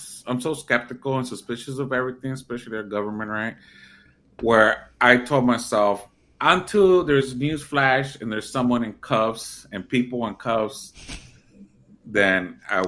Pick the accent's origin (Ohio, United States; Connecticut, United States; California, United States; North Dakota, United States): California, United States; San Jose; now in Merced, United States; I'm currently in Merced, California, but I'm from the Bay, and my hometown is San Jose